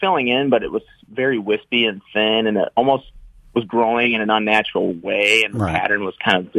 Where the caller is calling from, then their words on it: Grand Rapids, Michigan, United States; I'm calling from Grand Rapids, Michigan.